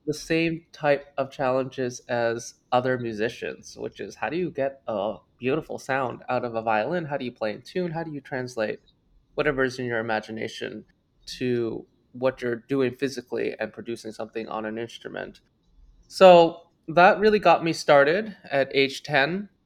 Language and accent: English; Toronto, Ontario, Canada; I grew up in Toronto, Canada